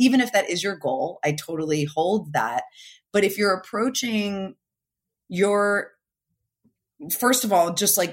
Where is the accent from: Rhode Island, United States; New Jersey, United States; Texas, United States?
New Jersey, United States; now in California, United States; I'm from New Jersey originally. I live in California now